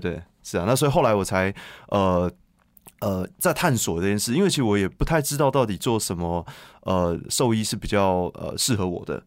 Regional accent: Taipei, Taiwan; moved away as an adult; now in Yunlin, Taiwan; 从小在台北长大，那我现在已经把户籍搬到云林已经八年了

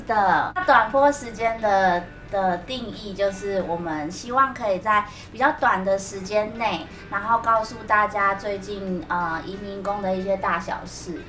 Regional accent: Taiwan; 我们台湾人

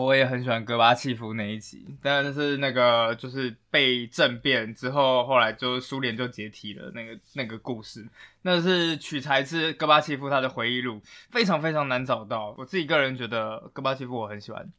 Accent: Taiwan; 我们台湾人是非常非常乐于接受外来文化的

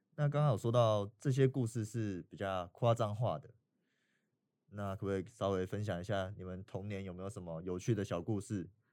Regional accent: Taiwan; 我们台湾人

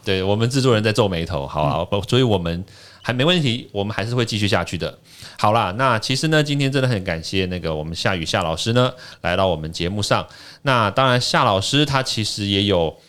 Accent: Taiwan; 我台湾长大，我台湾出生，三军总医院

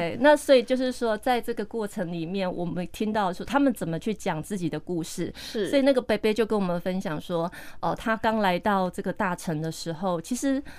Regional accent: Taiwan; 这个跟我们我是闽南人，那我们小时候会吃的那些花花草草的就不太一样

